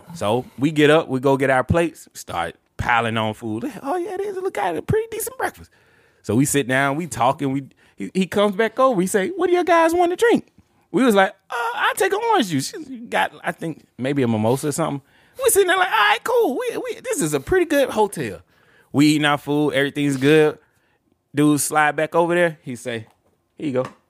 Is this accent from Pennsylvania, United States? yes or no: no; Montgomery, Alabama, United States; I was born and raised in Montgomery, Alabama